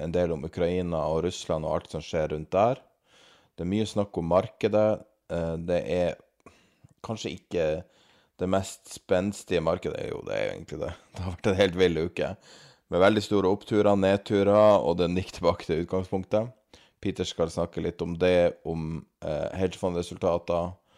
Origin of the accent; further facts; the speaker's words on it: Norway; som en nordmann